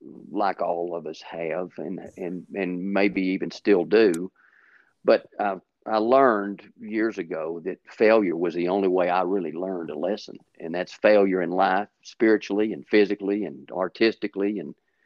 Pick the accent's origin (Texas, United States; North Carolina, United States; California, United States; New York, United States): Texas, United States; Lubbock; also born or lived in Fort Sill, Oklahoma; I basically grew up in Lubbock, Texas, went to school, grade school, high school, stayed there and went to college at Texas